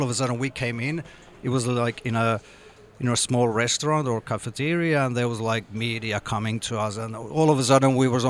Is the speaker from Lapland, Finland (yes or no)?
no; Jakobstad, Ostrobothnia, Finland; English is a second language; I grew up in Jakobstad, which is a Swedish-speaking small town by the coast up north.